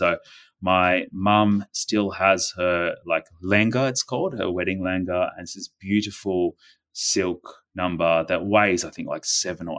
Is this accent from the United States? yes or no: no; Delhi, India; born there; And then I was born just outside of Delhi, New Delhi in India.